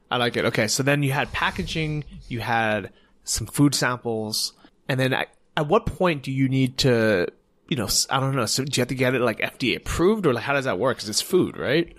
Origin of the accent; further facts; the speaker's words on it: United States; as an American